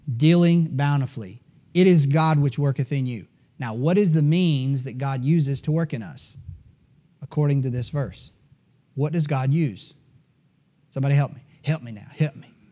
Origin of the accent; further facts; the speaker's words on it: Greenville, South Carolina, United States; born and raised in Greenville, South Carolina, like I was